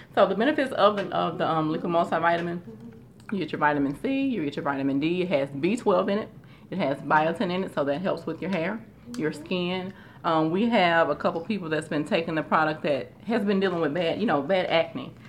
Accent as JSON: {"language": "English", "town": "Shreveport", "region": "Louisiana", "country": "United States", "said": "I am originally from Shreveport, Louisiana"}